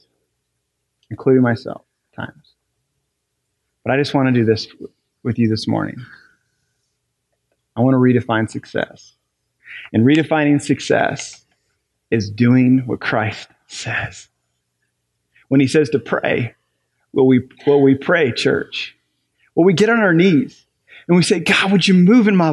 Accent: Ohio, United States; now in New Albany, United States; I'm from Ohio

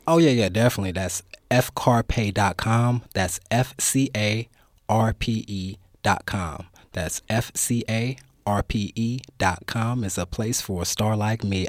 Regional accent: Oakland, California, United States; also born or lived in Richmond, California; I grew up in Oakland. I grew up in West Oakland for a little while. Moved out to Richmond

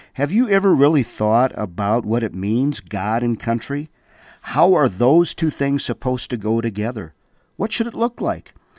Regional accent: Windom, Minnesota, United States; I remember being a young man there in Wyndham, Minnesota, growing up

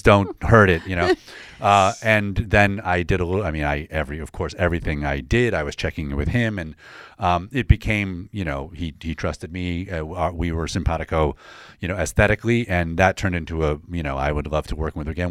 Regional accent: DeWitt, New York, United States; I grew up in, uh, Syracuse, a suburb of Syracuse, DeWitt, New York.

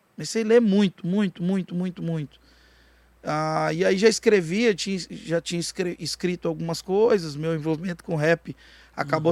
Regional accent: Jataí, Goiás, Brazil; eu sou de Jataí, aqui do lado, mas falo português, como vocês

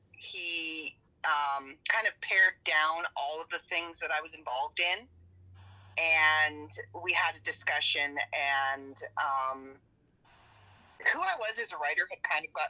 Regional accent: Canada; we're Canadian.

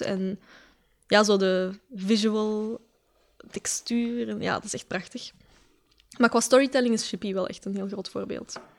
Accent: Westmalle, Flanders, Belgium; ik kom van de Kempen, hè, dus het is daar echt extreem wit eigenlijk, de samenleving. Eh, toen ik op school zat in Westmal, in Sint-Jan

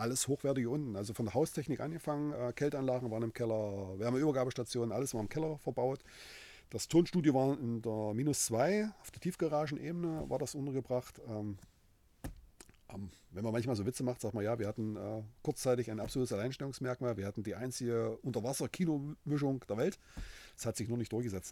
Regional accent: Halle, Saxony-Anhalt, Germany; Ich bin in Halle geboren, ja, original

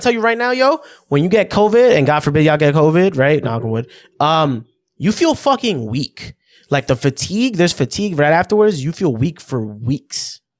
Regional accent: New York City, New York, United States; as a New Yorker

